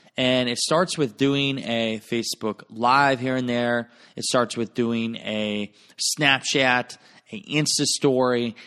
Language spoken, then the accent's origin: English; Garnavillo, Iowa, United States; moved away; my hometown of Garnerville, Iowa.